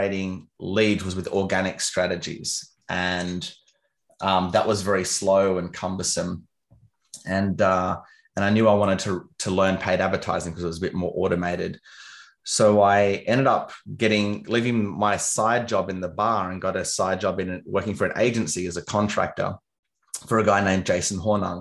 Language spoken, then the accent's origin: English; Canberra, Australian Capital Territory, Australia; moved away; also born or lived in London; I'm from Canberra, which is a city. It's the capital of Australia